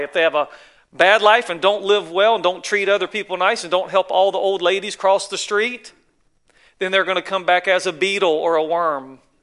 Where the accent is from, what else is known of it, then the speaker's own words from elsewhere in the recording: North Carolina, United States; moved away as an adult; now in California, United States; I'm from the South, in case you wonder. North Carolina, way over yonder